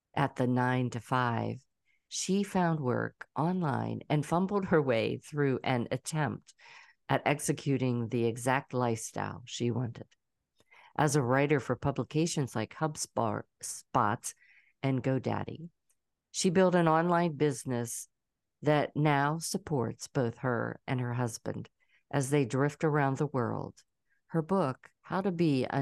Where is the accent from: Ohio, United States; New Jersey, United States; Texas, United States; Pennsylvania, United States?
Pennsylvania, United States; Pittsburgh; also born or lived in Trafford, Pennsylvania; now in Atlanta, United States; I'm originally from Pittsburgh, even though I'm an Atlanta girl now.